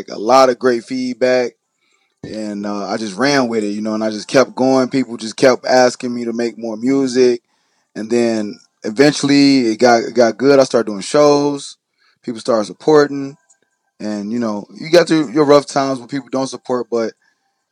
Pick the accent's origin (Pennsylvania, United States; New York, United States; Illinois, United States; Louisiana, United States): Illinois, United States; Chicago; also born or lived in Carbondale, Illinois; I'm from Chicago.